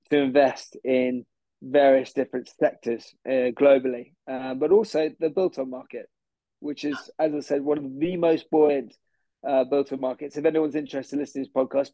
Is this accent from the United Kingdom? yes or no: yes; Surrey, South East England, United Kingdom; also born or lived in Bristol; now in Clapham, London, United Kingdom; I'm originally from Surrey